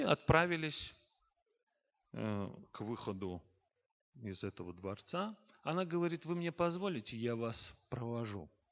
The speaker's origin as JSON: {"language": "Russian", "town": "Baku", "country": "Azerbaijan", "tie": "born or raised there", "said": "я родился и вырос в Баку, а это столица Азербайджана"}